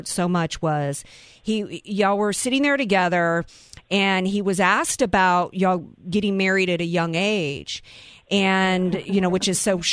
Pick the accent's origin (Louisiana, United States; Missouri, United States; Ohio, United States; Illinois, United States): Louisiana, United States; accent: southern; now in San Diego, United States; I'm from Louisiana